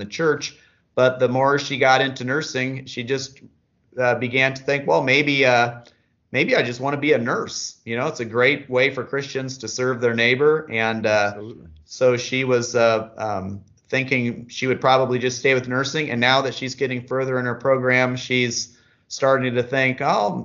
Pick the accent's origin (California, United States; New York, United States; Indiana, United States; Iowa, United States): Iowa, United States; moved away; We're both from Iowa originally, and met in college